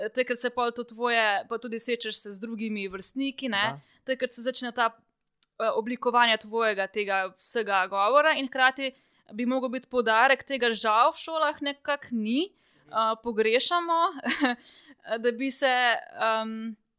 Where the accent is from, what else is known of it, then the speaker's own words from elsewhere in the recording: Črnomelj, Southeast Slovenia, Slovenia; sem iz Črnomla